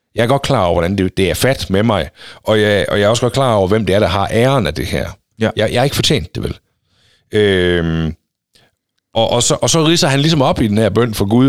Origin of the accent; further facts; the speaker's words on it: Denmark